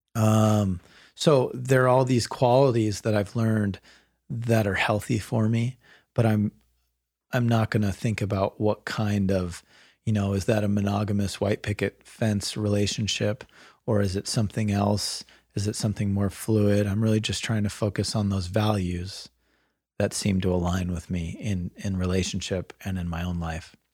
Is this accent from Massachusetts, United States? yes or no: no; Bay Area, Marin County, California, United States; I grew up in the Bay Area, and um, and sort of progressive Marin County is where I went to high school